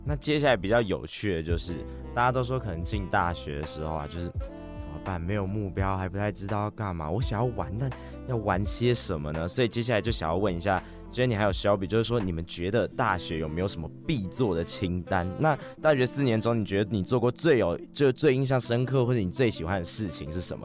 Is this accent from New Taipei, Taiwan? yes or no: yes; New Taipei, Taiwan; 我是新北人